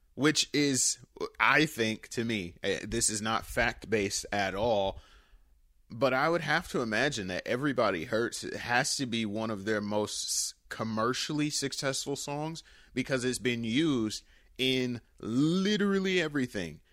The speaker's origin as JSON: {"language": "English", "town": "Detroit", "region": "Michigan", "country": "United States", "tie": "born or raised there", "said": "my hometown, Detroit"}